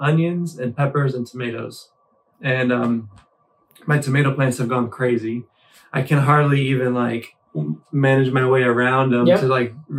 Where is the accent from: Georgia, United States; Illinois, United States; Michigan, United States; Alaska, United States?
Michigan, United States; I grew up in Michigan